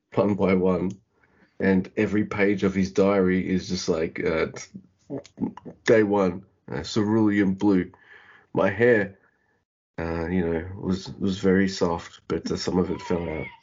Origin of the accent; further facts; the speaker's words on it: Australia; I'm Australian